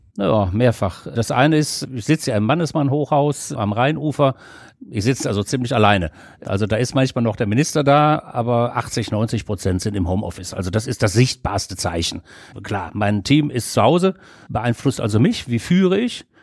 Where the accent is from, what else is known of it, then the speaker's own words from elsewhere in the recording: Düsseldorf, North Rhine-Westphalia, Germany; meine alten Heimatstadt Düsseldorf